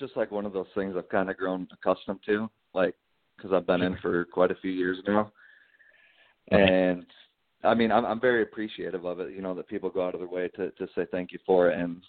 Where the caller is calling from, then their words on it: Fort Rucker, Alabama, United States; Hey, guys. … calling from down at Fort Rucker.